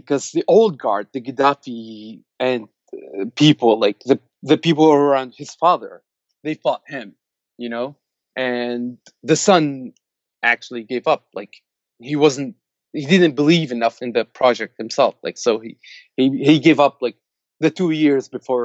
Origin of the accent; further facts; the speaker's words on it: Benghazi, Libya; Libya, I grew up in Benghazi, and I grew up in a neighborhood that's mostly an immigrant neighborhood from Africa